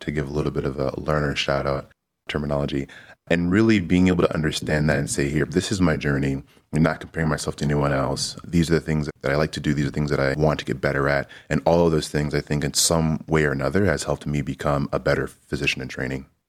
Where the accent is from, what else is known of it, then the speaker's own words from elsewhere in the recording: Kansas City, United States; moved away as an adult; now in Cleveland, United States; I'm originally from Kansas City